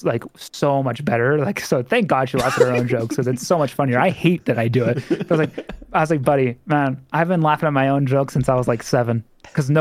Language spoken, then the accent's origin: English; United States; accent: American; I have an American accent.